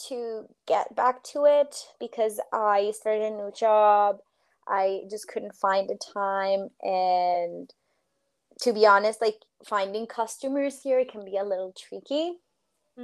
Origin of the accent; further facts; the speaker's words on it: Colombia; moved away as an adult; also born or lived in Boston, Massachusetts, United States; my country, my home country